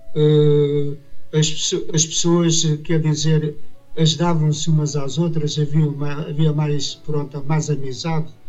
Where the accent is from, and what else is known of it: Portugal; born or raised there